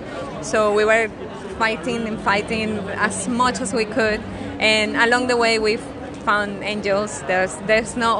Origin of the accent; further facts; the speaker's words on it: Venezuela; moved away as an adult; now in Australia; We need to get out of Venezuela because the situation was really bad over there